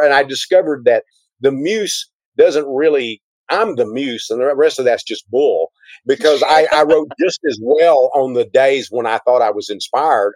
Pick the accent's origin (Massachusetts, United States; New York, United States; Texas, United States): Texas, United States; being a Texan